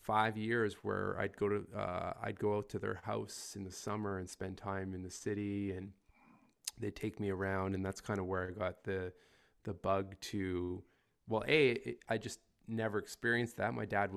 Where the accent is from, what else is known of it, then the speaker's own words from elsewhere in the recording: Ontario, Canada; also born or lived in Toronto area; But yeah, born and raised in Canada. I've moved around a little bit within the country, originally from a really small mining town in northern Ontario.